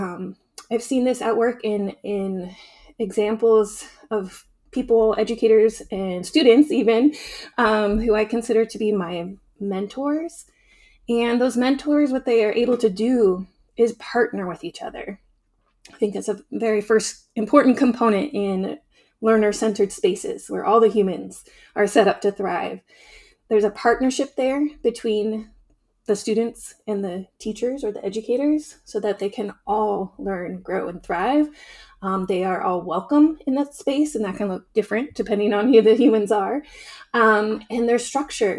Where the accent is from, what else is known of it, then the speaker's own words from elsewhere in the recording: Southern Oregon, United States; moved away as an adult; growing up in this region